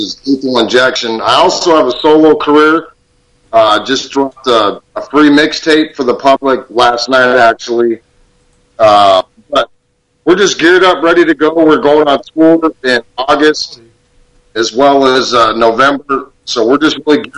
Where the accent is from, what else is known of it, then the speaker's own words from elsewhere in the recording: Tucson, Arizona, United States; born and raised in Tucson